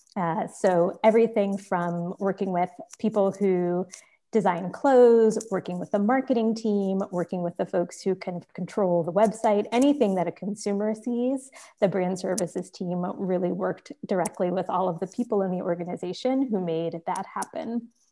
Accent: Richmond, California, United States; I grew up in Richmond, California, which is in the Bay Area

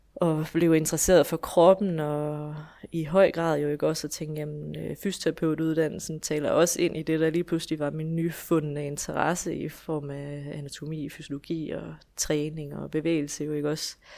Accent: Esbjerg, Southern Denmark, Denmark; jeg kommer fra Esbjerg, hvor jeg bor i hus med min mand og mine tre børn

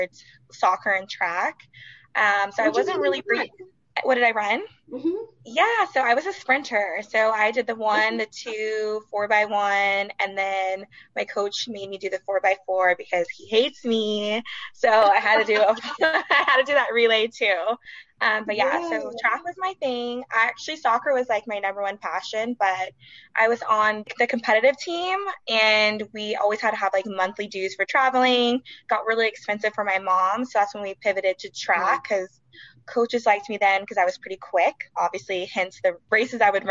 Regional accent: Sacramento, California, United States; I am from Sacramento, California, Sac native, born and raised.

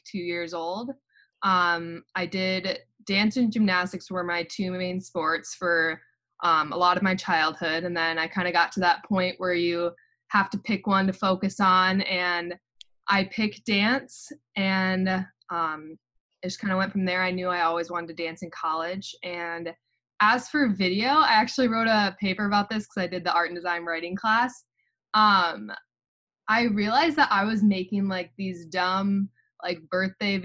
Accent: Iowa, United States; moved away as an adult; now in Ann Arbor, United States; I'm from Iowa.

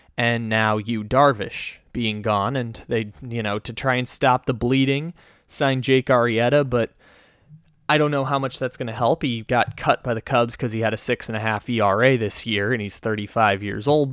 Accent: San Diego, California, United States; moved away as an adult; now in Northern California, United States; I grew up in San Diego, born and raised, and now live in Northern California

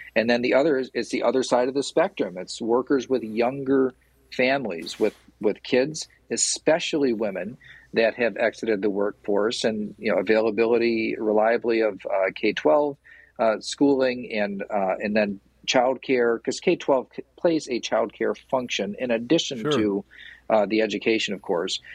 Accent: Portland, Michigan, United States; I'm from Portland. Like I know everybody in Portland

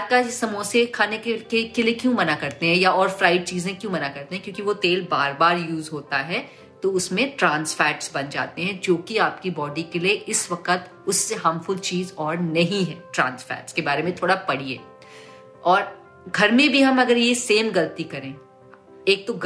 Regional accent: North India, India; अगर मैं कुक करती हूँ तो मैं सरसों का ऑयल बिकॉज मैं नॉर्थ से हूँ तो मैं सरसों का ऑयल यूज करती हूँ

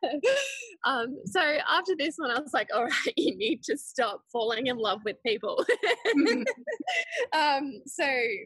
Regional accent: Switzerland; now in Gold Coast, Australia; I was born in Switzerland, but my dad is Swedish and my mum's Chinese

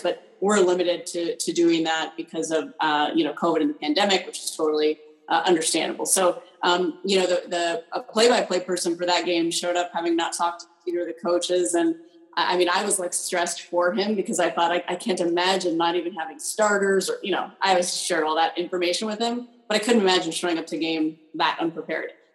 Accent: Colorado, United States; I grew up in Colorado

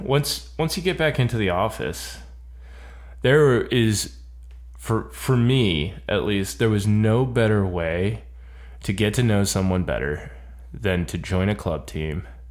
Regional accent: Florida, United States; I'm from Florida

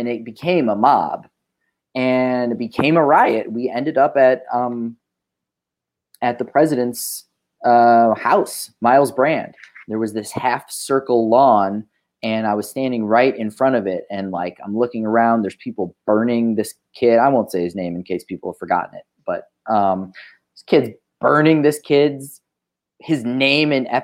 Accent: Evanston, Illinois, United States; also born or lived in Indiana; I grew up in Evanston

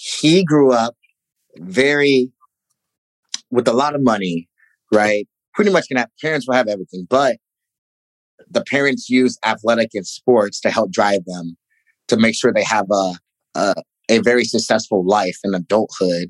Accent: Ferguson, Missouri, United States; moved away; growing up in Ferguson

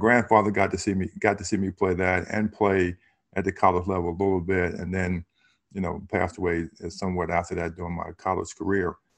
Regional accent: Harrisonburg, Virginia, United States; growing up in Harrisonburg, it was a small city

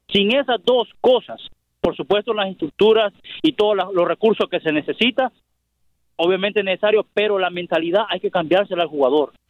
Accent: El Salvador; now in Dallas, United States; como aficionado salvadoreño

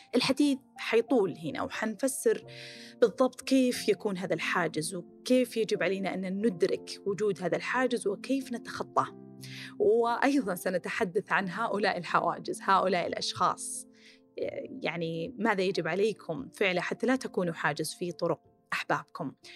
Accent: Khobar / Dammam, Eastern Province, Saudi Arabia; moved away

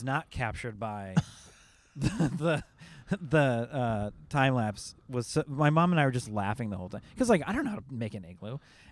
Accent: Seattle, Washington, United States; moved away; I'm from the Seattle area

